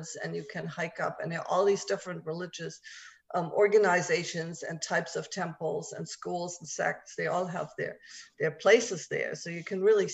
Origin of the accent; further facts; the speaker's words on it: Germany; English is a second language; moved away; also born or lived in Japan; I was born and raised in Germany, and I do still speak German, and then, of course, English